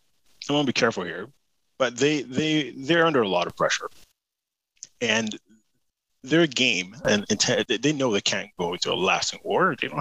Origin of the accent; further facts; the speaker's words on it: United Kingdom; I speak as a Brit